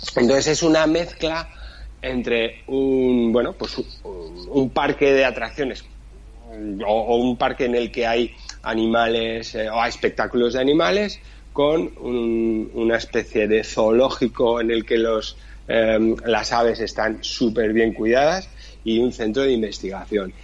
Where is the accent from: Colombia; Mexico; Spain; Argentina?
Spain; Pamplona, Navarre; yo soy de Pamplona, La Rioja la tenemos aquí al lado